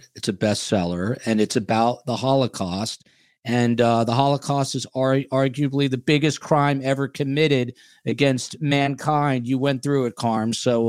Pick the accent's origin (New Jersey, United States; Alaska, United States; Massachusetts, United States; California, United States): New Jersey, United States; I'm from New Jersey, the Garden State, our home state